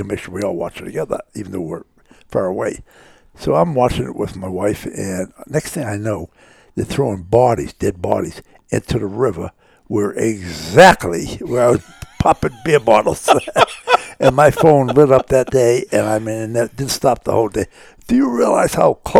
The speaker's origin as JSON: {"language": "English", "town": "Chelsea", "region": "Massachusetts", "country": "United States", "tie": "born or raised there", "moved": "yes", "said": "I was born and raised in a relatively small East Coast town. It was called Chelsea, Massachusetts"}